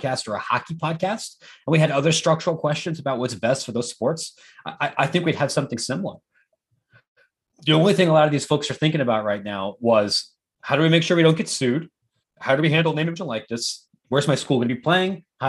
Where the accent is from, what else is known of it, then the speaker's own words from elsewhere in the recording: Columbus, Ohio, United States; now in Chicago, United States; I live in Chicago. I'm from Columbus